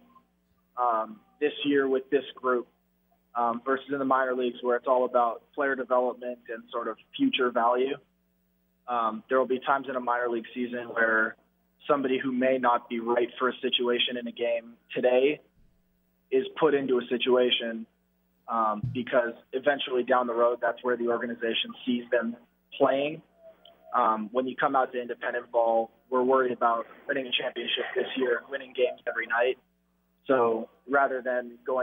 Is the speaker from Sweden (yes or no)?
no; Canada; being Canadian, I had to learn it in school.